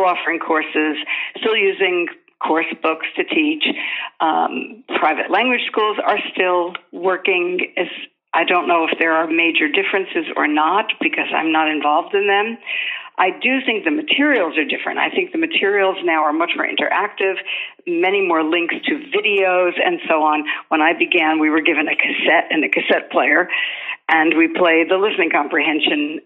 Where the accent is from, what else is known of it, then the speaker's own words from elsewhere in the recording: United States; first language English; moved away as an adult; also born or lived in Graz, Austria; now in Austria; Well, I'm an American. I worked in the States in education and then in an advertising agency and came to Austria in 1981